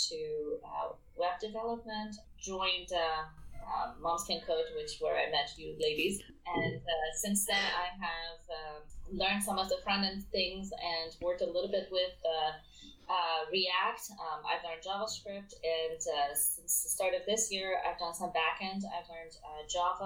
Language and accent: English; Iran; now in United States; I am from Iran, but I've lived in the US for the past almost 20 years now.